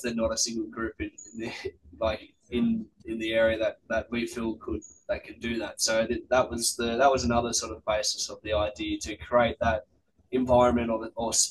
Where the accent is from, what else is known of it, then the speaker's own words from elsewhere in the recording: Sydney, New South Wales, Australia; I'm obviously from the Eastern Suburbs